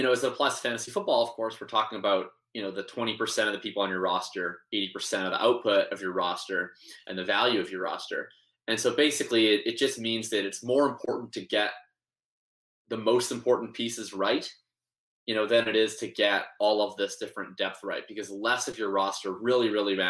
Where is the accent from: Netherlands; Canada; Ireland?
Canada; Winnipeg, Manitoba; moved away as an adult; now in Vancouver, Canada; I'm originally from Winnipeg, Manitoba. I'm living out in Vancouver now